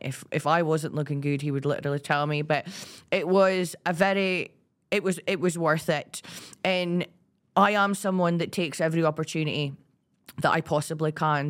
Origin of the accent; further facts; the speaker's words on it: Aberdeen, Scotland, United Kingdom; I'm from Aberdeen